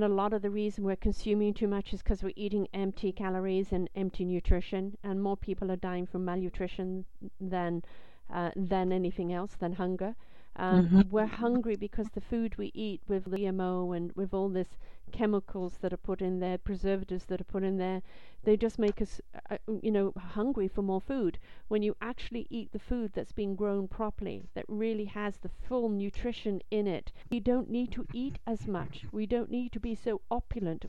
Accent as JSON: {"language": "English", "region": "England", "country": "United Kingdom", "tie": "born or raised there", "moved": "yes", "said": "I grew up in England"}